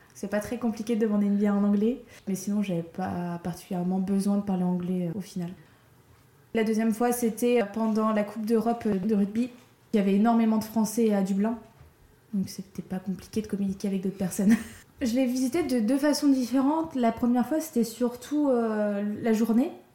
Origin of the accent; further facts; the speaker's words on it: France; en tant que Française